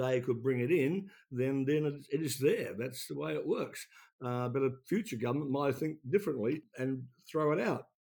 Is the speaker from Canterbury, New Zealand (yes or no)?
no; Taranaki, New Zealand; now in Australia; Mount Egmont in my hometown